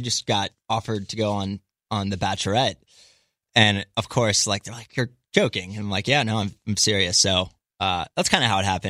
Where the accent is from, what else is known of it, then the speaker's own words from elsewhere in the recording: East Coast, United States; also born or lived in San Jose; So I grew up on the East Coast, but I lived in San Jose for about 3.5 years.